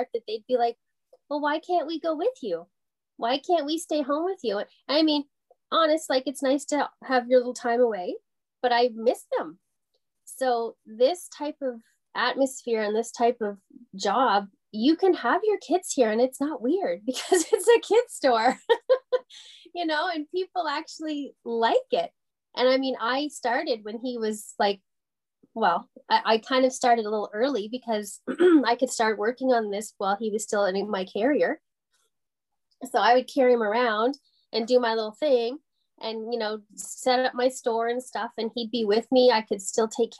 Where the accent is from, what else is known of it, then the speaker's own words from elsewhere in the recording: Porter's Lake, Nova Scotia, Canada; now in Lanark County, Canada; I'm actually from Porter's Lake, so it's just outside of Halifax, Nova Scotia, born and raised there.